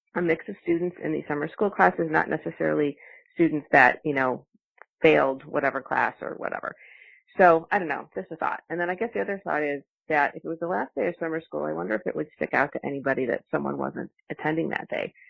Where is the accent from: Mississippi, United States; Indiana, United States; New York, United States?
Indiana, United States; Michigan City; I grew up in Michigan City, Indiana, close to you.